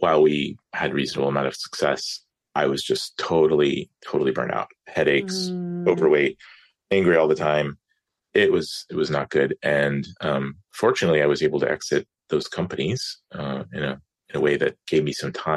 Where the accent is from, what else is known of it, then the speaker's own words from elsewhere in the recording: Atlanta, Georgia, United States; also born or lived in California; I grew up in Metro Atlanta area